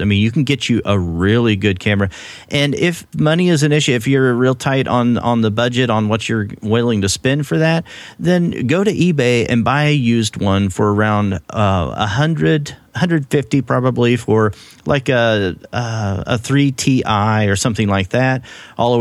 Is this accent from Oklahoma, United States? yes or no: yes; Oklahoma, United States; accent: Oklahoma; my Oklahoma accent